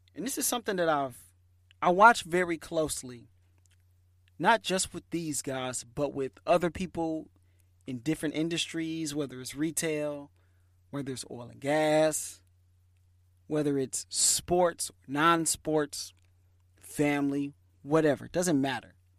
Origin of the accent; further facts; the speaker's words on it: Michigan, United States; moved away; I'm from Michigan.